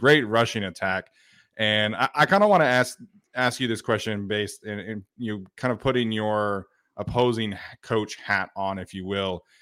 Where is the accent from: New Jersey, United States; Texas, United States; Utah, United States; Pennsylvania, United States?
Utah, United States; now in California, United States; I grew up in Utah, and the thing I absolutely miss the most about living in Utah